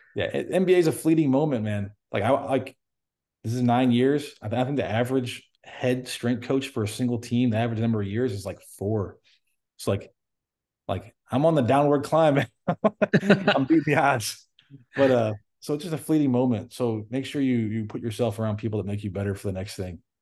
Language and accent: English; United States; I'm American